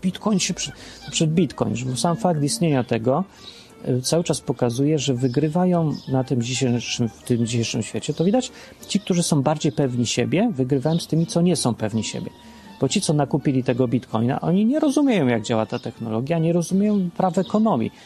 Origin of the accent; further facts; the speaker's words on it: Poland; W rzeczywistości dawnej, w starej Polsce, w P R L-u